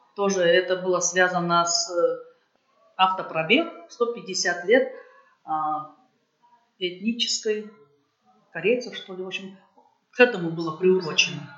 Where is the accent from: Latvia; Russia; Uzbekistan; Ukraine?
Uzbekistan; Tashkent; Наш э, коллектив приехал с Узбекистана, с Ташкента.